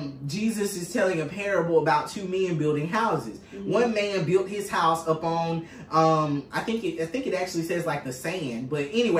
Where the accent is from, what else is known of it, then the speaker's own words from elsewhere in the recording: United States; growing up in Choctaw County, it's a small town.